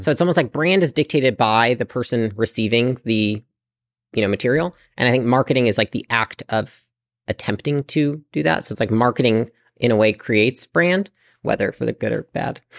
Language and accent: English; Portage, Michigan, United States; moved away as an adult; also born or lived in California; I lived in Portage, Michigan, pretty small town.